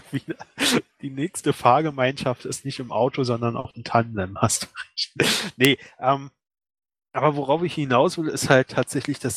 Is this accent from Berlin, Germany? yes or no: yes; Berlin, Germany; also ich komme aus Berlin, ne?